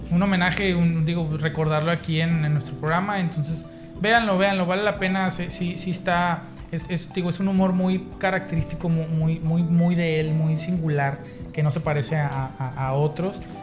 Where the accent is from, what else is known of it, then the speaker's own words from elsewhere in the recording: Nuevo León, Mexico; la gente que nos ve en otros lados de Nuevo León, no comemos cabrito